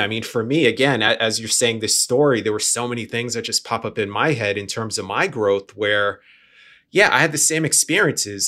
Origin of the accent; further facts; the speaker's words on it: New York, United States; moved away; I'm from New York originally. I grew up, we had bodegas on the corner